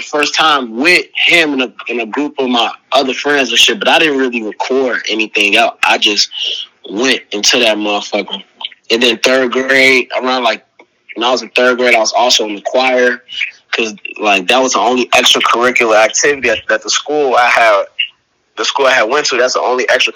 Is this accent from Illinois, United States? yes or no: yes; Chicago, Illinois, United States; now in Los Angeles, United States; I lived my earlier days, I lived in Uptown, I think, up until, like, third or fourth grade. That's when I moved to Rogers Park. So I'm just like an up north baby